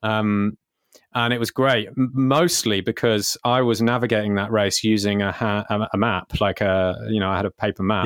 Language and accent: English; Cornwall, South West England, United Kingdom; we're from Cornwall